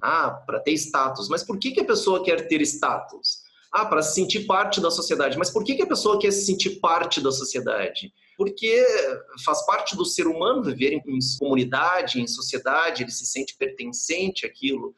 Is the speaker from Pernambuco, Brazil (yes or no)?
no; Porto Alegre, Rio Grande do Sul, Brazil; also born or lived in California; eu sou natural de Porto Alegre, vivo aqui em Porto Alegre